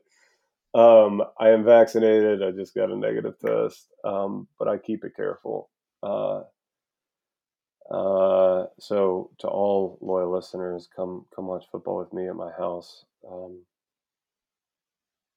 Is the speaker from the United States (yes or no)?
yes; Charlottesville, Virginia, United States; born or raised there; moved away